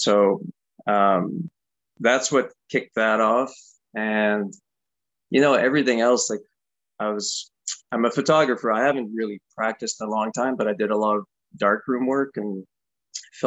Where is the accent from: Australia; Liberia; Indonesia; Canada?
Canada; living as a Canadian in Canada